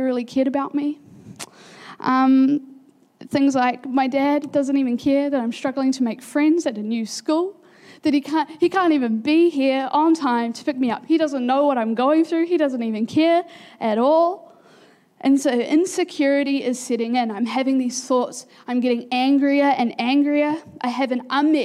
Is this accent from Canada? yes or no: no; Pukekohe, Auckland, New Zealand; also born or lived in Manurewa; We had been living in Pukekohe for almost a year, not even yet, and when you move as an 8-year-old from, like, I moved from Manurewa